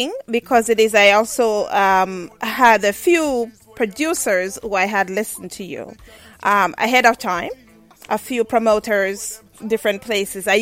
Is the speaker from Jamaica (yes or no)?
yes; Jamaica; I'm Jamaican